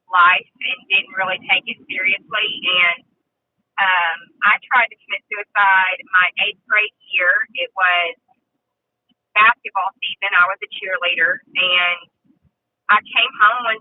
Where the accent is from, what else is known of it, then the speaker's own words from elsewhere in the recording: Nashville, Arkansas, United States; I am from Nashville, Arkansas, and I'm 26